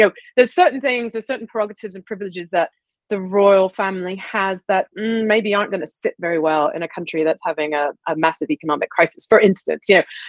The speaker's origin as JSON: {"language": "English", "region": "Deep South", "country": "United States", "tie": "born or raised there", "also_born_or_lived": "Ohio / Dalton, Georgia / Tennessee", "moved": "as an adult", "lives_now": "United Kingdom", "said": "Well, I grew up in, I was born in Ohio and I grew up in the Deep South."}